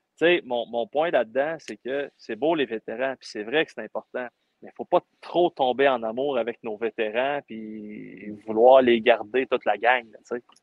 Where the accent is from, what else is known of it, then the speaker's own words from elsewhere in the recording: Rouyn-Noranda, Quebec, Canada; je viens de Rouen-Noranda